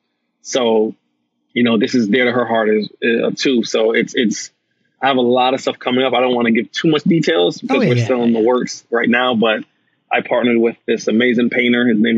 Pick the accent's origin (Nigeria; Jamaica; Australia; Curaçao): Jamaica; He's Jamaican. I'm Jamaican.